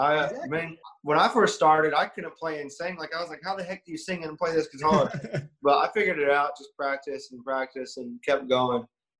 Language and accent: English; Webster, Florida, United States; moved away; So where I'm from Central Florida. Okay. It's about an hour west of Orlando. Mm-hmm. It's in the middle of nowhere, small town, like 900 people. It's called Webster.